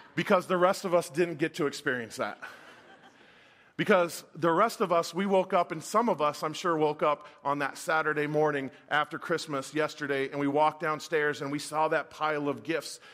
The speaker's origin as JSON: {"language": "English", "town": "Folsom", "region": "California", "country": "United States", "tie": "born or raised there", "said": "I grew up in the mid-eighties, and I grew up in Northern California"}